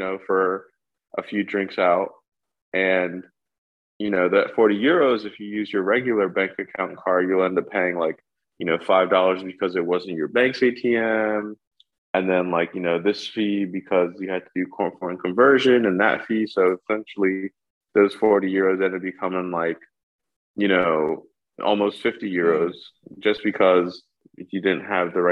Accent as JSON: {"language": "English", "region": "New York", "country": "United States", "tie": "born or raised there", "moved": "as an adult", "lives_now": "London, United Kingdom", "said": "Born and raised in New York, through and through"}